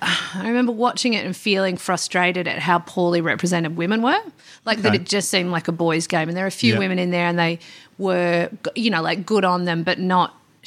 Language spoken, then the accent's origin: English; Perth, Western Australia, Australia; I grew up before the gentrification.